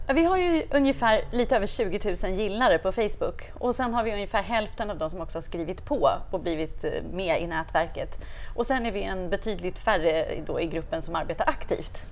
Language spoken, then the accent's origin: Swedish; Stockholm, Stockholm County, Sweden; moved away as an adult; now in Uppsala, Sweden; Jag kommer ifrån Stockholm, flyttade till Uppsala i början på 90-talet och har bott där